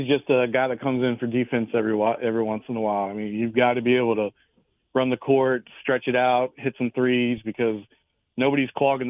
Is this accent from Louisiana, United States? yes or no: no; Maryland, United States; When I was an 8-year-old kid growing up in Maryland